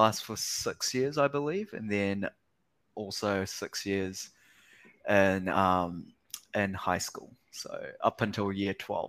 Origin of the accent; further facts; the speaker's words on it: New Zealand; now in Australia; I am 25 also. Sort of grew up in New Zealand, moved to New Zealand, Auckland specifically when I was six, until I think the beginning of 2021. So roughly 17 years or so.